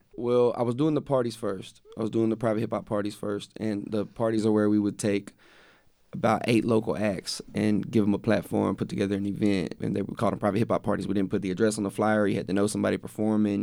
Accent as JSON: {"language": "English", "town": "West", "region": "Texas", "country": "United States", "tie": "born or raised there", "said": "I grew up in West. I went to school in West, which is only, like, fifteen miles from Waco"}